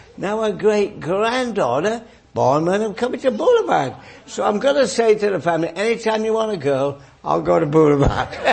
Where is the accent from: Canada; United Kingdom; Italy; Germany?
United Kingdom; England; moved away; I grew up in England